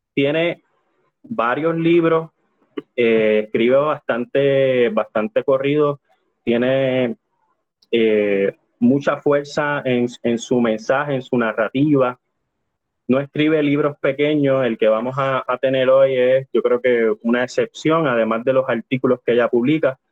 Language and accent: Spanish; Puerto Rico; nosotros como sujetos puertorriqueños